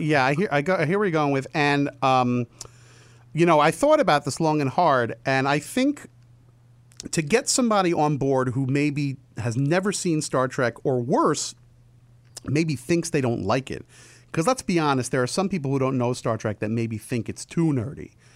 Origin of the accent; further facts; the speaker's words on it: New Jersey, United States; I grew up in New Jersey